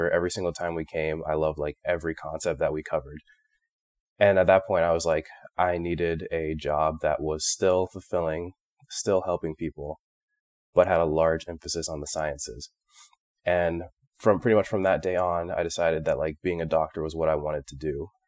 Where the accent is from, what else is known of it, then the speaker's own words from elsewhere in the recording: Phoenix, Arizona, United States; moved away as an adult; I was born in Phoenix, Arizona, and grew up there for the entirety of my life until I started medical school.